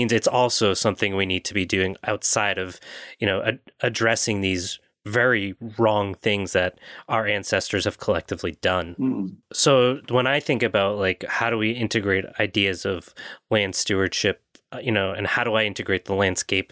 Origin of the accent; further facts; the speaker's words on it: United States; I'm American, but my ancestry is not from here